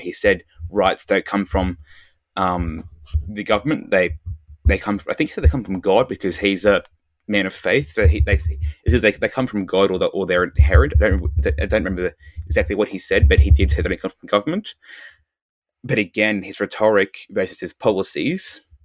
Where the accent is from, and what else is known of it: Australia